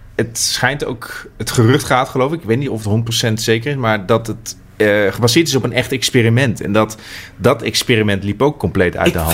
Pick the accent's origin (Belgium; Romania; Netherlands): Netherlands; ik als Nederlander